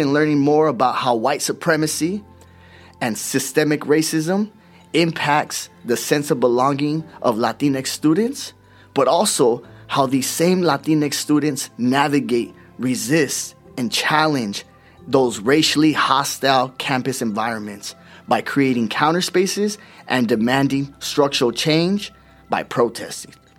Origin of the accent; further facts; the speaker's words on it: Oxnard, California, United States; I'm a Chicano from Oxnard, California